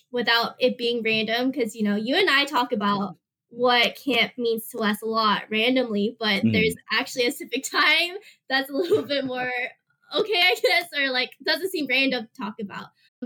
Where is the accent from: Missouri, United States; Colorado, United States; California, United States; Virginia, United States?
California, United States; San Diego; moved away as an adult; now in San Francisco, United States; I was born and raised in San Diego, but currently live in San Francisco